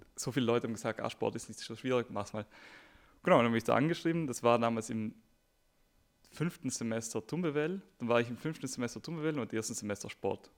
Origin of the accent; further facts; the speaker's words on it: South Tyrol, Trentino-Alto Adige, Italy; moved away as an adult; now in Munich, Germany; ich komme nämlich aus Südtirol, ähm, nach München gekommen.